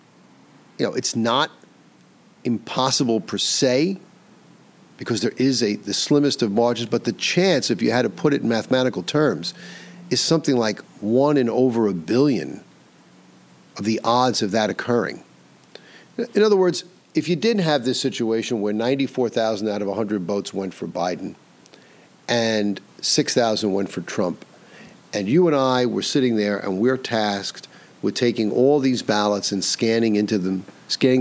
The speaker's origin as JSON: {"language": "English", "region": "New York", "country": "United States", "tie": "born or raised there", "said": "the state of New York, my home state"}